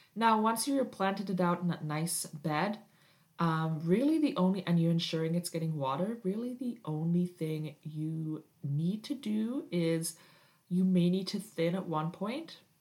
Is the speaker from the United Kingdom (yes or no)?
yes; United Kingdom; now in Canada; I am Canadian, but I did grow up in Britain